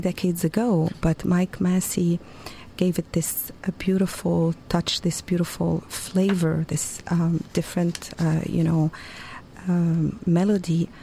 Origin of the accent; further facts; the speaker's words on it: Beirut, Beirut Governorate, Lebanon; first language Arabic; English is a second language; moved away as an adult; now in United States; I was born in Beirut, Lebanon, and um, born and raised uh, speaking Arabic